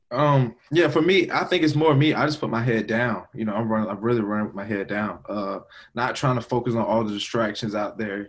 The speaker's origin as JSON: {"language": "English", "town": "Augusta", "region": "Georgia", "country": "United States", "tie": "born or raised there", "said": "from Augusta, Georgia, uh, born and raised 706"}